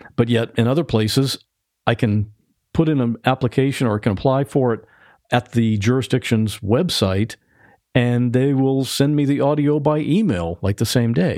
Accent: Ohio, United States; now in Florida, United States; I grew up in Ohio

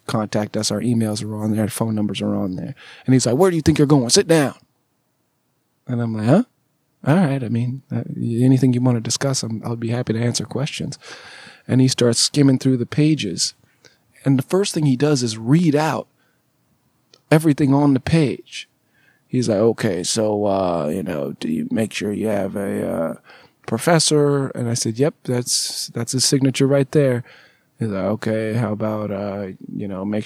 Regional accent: Southern California, United States; moved away as an adult; also born or lived in Alabama; I'm from Southern California

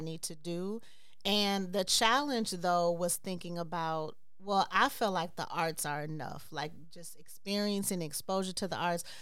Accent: Chicago, Illinois, United States; also born or lived in Brooklyn, New York; I am from Chicago

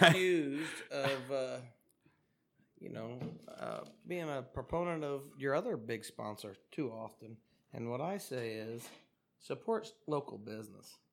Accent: Clinton County, Indiana, United States; I'm from Clinton County, home of the Frankfurt hot dogs

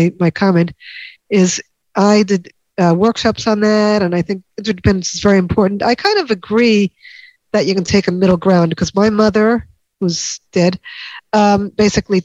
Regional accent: New York, United States; I grew up in New York, not Boston

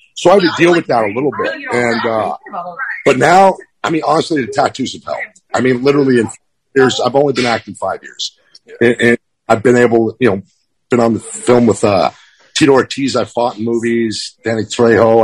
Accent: Quincy, Massachusetts, United States; also born or lived in Minnesota; now in California, United States; I'm from Quincy, Mass. Fucking Boston, born and bred

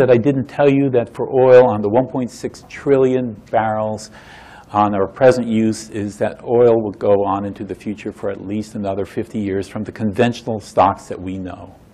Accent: Florida, United States; And I vividly recall growing up in Florida, the site of burning tankers, uh, particularly in 1942 and half of 43.

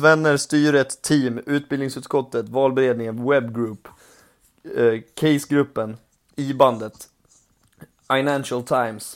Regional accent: Borlänge, Dalarna County, Sweden; also born or lived in Mora; det är där jag växte upp, i Borlänge. Men mm. jag började min resa i Mora

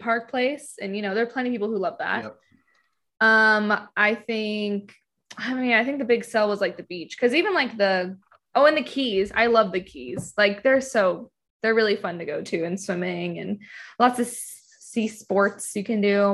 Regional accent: Florida, United States; also born or lived in Georgia; Florida. My home state

